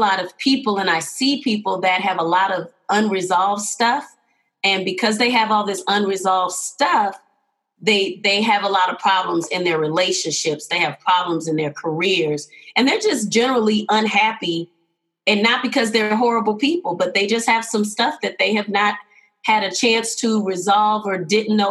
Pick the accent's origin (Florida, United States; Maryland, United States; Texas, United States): Texas, United States; Houston; now in Denver, United States; I am originally from Houston, Texas. Always got to give a shout out to the hometown